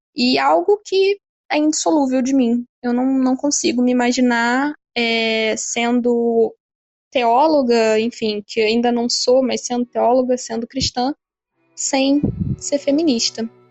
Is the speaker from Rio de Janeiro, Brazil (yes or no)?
yes; Rio de Janeiro, Brazil; eu tenho 28 anos, sou do Rio de Janeiro